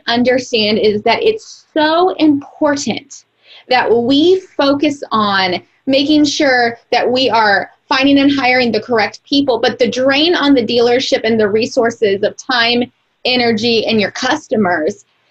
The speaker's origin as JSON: {"language": "English", "region": "Missouri", "country": "United States", "said": "I'm from Missouri"}